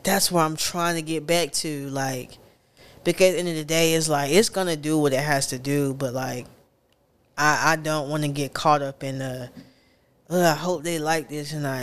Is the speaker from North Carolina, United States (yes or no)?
yes; Raleigh, North Carolina, United States; I grew up on Raleigh heavily